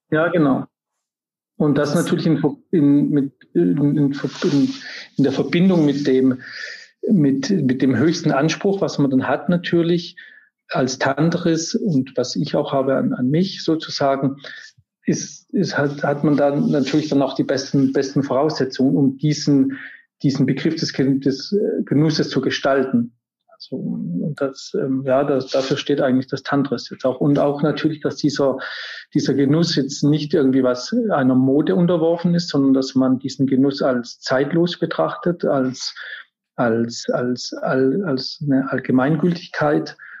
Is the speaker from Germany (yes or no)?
yes; Germany; also born or lived in Paris, France; now in Munich, Germany; dass ich jetzt aus Deutschland kam oder dass ich jetzt ein deutscher Koch bin